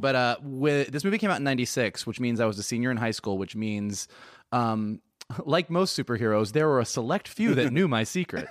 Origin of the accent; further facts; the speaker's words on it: Gainesville, Florida, United States; growing up in Gainesville, Florida